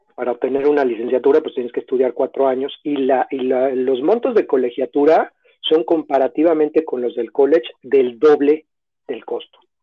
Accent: Mexico City, Mexico; moved away as an adult; also born or lived in Barrie, Ontario, Canada; now in Toronto, Canada; yo soy originario de la Ciudad de México

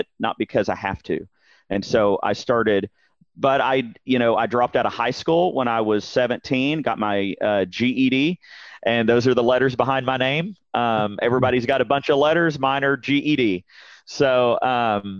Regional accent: Dallas, Texas, United States; born and raised in Dallas-Fort Worth, heart of Texas

